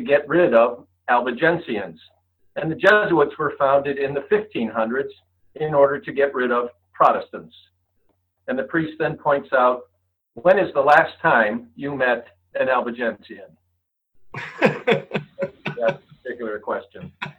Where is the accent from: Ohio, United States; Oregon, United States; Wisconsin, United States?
Ohio, United States; Cleveland; I'm from Cleveland, Ohio